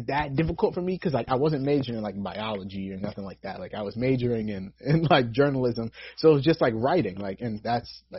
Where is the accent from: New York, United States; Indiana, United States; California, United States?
New York, United States; I've born and raised in New York.